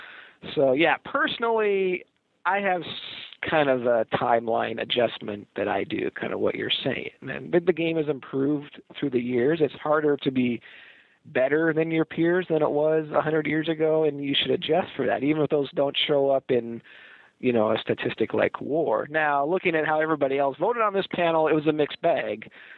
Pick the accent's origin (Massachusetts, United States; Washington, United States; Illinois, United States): Washington, United States; Seattle; I was growing up in Seattle.